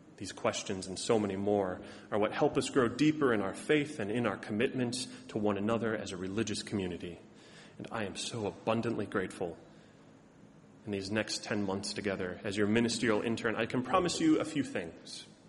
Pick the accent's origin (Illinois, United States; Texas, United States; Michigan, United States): Illinois, United States; Chicago; moved away as an adult; also born or lived in Ohio / Massachusetts; now in Boston, United States; as a good Southside Chicagoan that I am